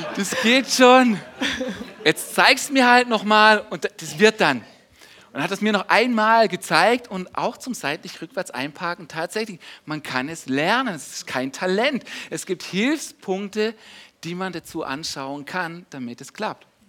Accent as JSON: {"language": "German", "country": "Germany", "said": "wir als Deutsche"}